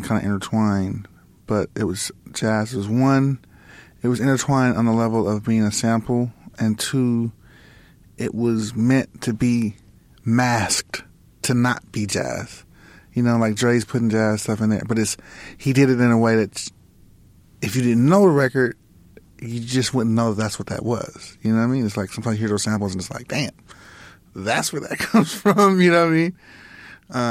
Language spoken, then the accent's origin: English; Los Angeles, California, United States; we grew up in Lamar Park, like around, you know, Kamal Dudes, you know, the World Stage